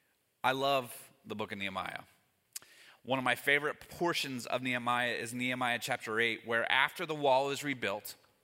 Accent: Northern Kentucky, United States; moved away; I grew up in Northern Kentucky

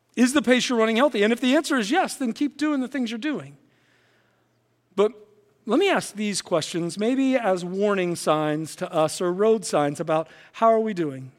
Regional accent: West Virginia, United States; now in Illinois, United States; I grew up in West Virginia, and I have some great memories of my childhood and teenage years growing up in West Virginia

